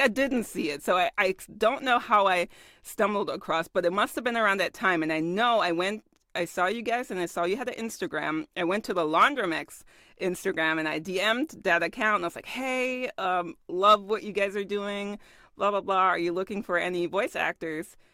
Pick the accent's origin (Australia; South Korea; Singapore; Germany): Germany; I was born and raised in Germany